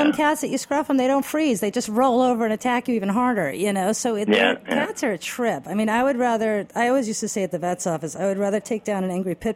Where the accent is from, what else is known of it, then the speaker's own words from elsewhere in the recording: Westchester, New York, United States; I grew up in Westchester